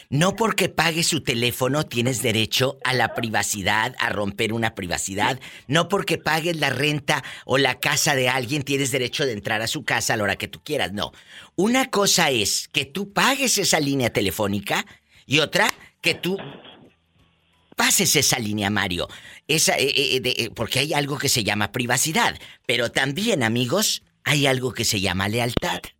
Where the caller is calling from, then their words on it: Sacramento, California, United States; Soy de Sacramento, viva, ya te olvidaste de mí tan rápido. De Sacramento, California.